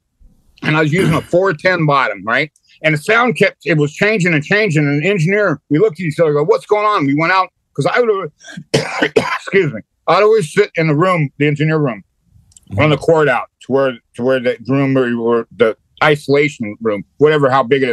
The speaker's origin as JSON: {"language": "English", "region": "California", "country": "United States", "tie": "born or raised there", "moved": "yes", "said": "where I grew up at in California, if you in high school in the 70s"}